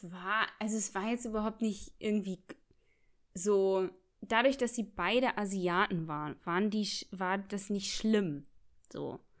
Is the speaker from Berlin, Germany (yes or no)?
yes; Berlin, Germany; nee, ich bin aus Kreuzberg.